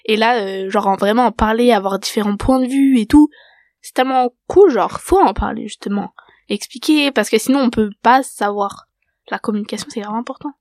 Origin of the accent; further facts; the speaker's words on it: France; je suis française.